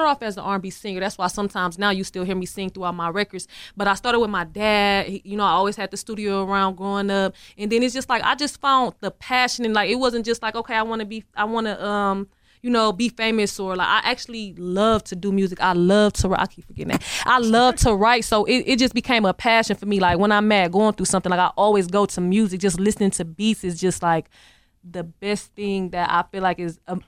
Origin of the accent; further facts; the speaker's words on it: Milwaukee, Wisconsin, United States; Milwaukee artists, we got to get out of the city